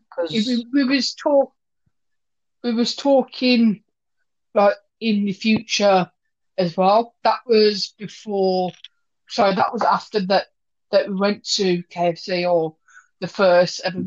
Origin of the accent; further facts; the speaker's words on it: Wolverhampton, West Midlands, United Kingdom; we went to my hometown, Wolverhampton